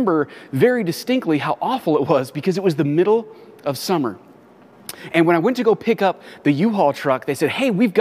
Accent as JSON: {"language": "English", "town": "Los Angeles", "region": "California", "country": "United States", "tie": "born or raised there", "moved": "as an adult", "lives_now": "San Diego, United States", "said": "I was actually born and raised in the Los Angeles area."}